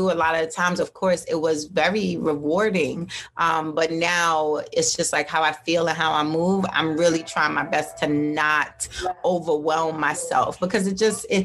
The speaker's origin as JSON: {"language": "English", "country": "Jamaica", "said": "saltfish. I'm mad Jamaican."}